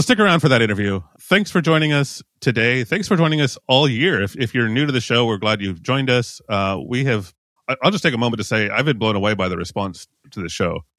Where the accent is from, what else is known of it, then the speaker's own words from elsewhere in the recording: United States; now in European Union; I am an American, but I live in the E U